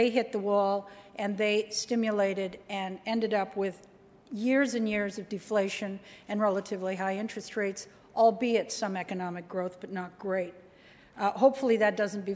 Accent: Canada; also born or lived in United States; as a Canadian, cold country

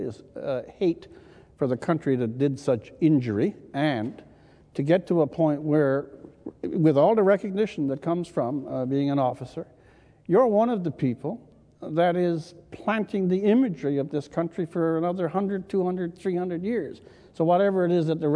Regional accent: Newfoundland and Labrador, Canada; I come from Newfoundland

